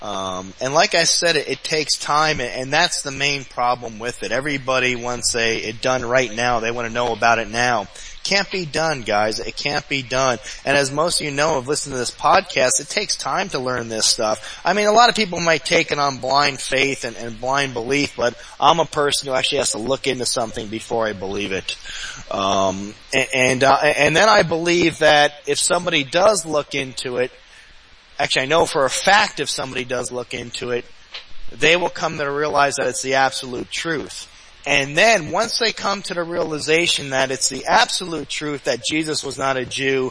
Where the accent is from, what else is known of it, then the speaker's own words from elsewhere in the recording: New Jersey, United States; also born or lived in New York City; I grew up there. I grew up in New Jersey.